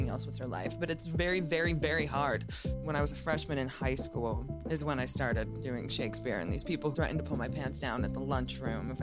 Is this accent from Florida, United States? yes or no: no; Pittsfield, Massachusetts, United States; moved away; I grew up in Pittsfield, Massachusetts, which is in the center of Berkshire County in western Massachusetts